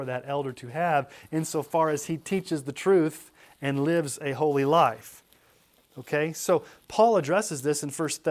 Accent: Texas, United States; when I grew up in Texas.

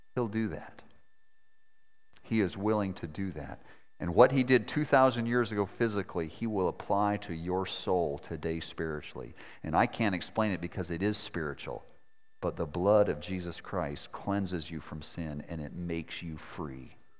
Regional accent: Maine, United States; moved away; also born or lived in Montana / Moscow; I was born in Montana, grew up in Maine, and married a girl from Moscow where I lived for seven winters.

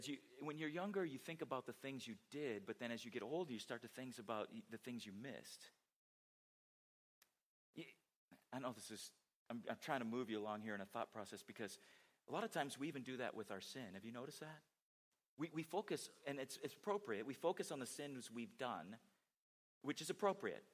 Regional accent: San Diego, California, United States; moved away; growing up in San Diego, you know, was a fan of San Diego Chargers

